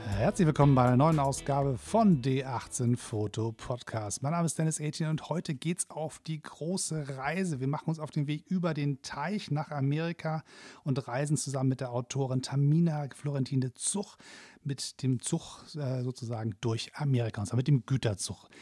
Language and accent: German; Hamburg, Germany; als Hamburger